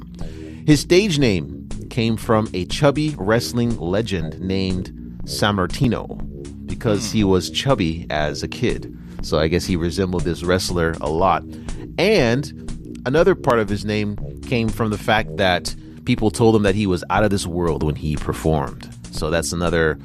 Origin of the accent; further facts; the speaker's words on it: United States; now in China; me being American